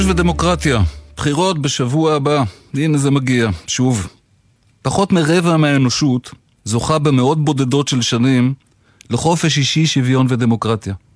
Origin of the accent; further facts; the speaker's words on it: Israel; נולדתי כאן